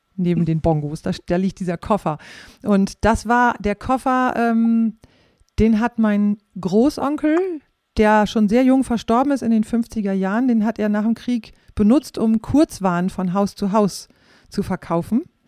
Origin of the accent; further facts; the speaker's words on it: Rhauderfehn, Lower Saxony, Germany; ich bin in Rauderfeen aufgewachsen und meine Großeltern, die wohnten in Flachsmeer